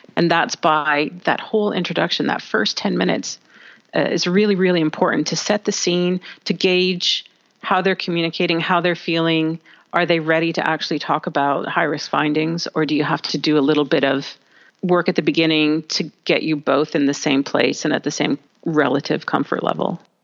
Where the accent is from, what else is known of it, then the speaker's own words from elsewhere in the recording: Canada; I'm from Canada, we're quite open, quite friendly.